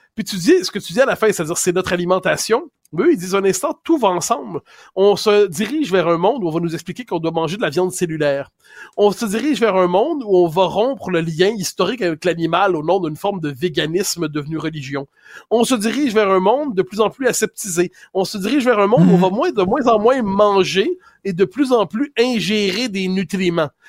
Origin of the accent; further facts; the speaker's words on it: Quebec, Canada; on est des Québécois